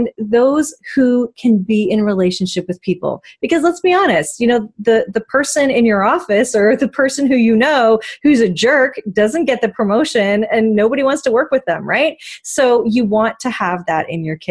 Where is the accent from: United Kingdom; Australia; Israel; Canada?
Canada; Vancouver, British Columbia; I born and raised in Vancouver